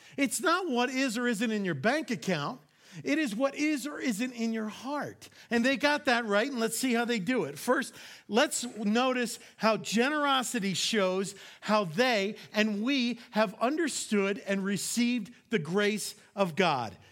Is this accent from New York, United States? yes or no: yes; New York, United States; I am from New York